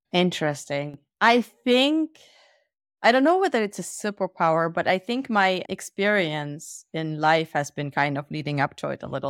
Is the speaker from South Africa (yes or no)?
no; Germany; also born or lived in Soviet Union; we moved to Germany, and I grew up in Germany